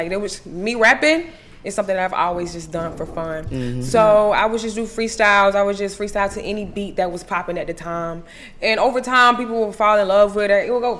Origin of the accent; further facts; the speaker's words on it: Milledgeville, Georgia, United States; I'm from Milledgeville, Georgia. That's a small town in the middle part of Georgia. Love being from Milledgeville. Small town.